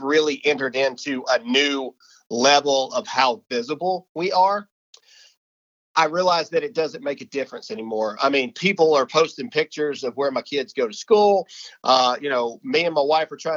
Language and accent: English; Mississippi, United States; I'm from Mississippi. I'm still in Mississippi